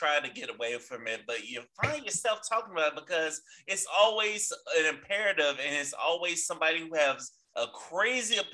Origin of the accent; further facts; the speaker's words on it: Florida, United States; growing up in Florida